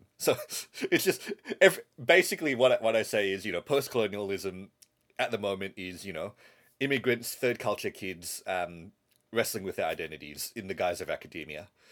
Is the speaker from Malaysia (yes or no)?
yes; Malaysia; moved away; So I grew up in Malaysia.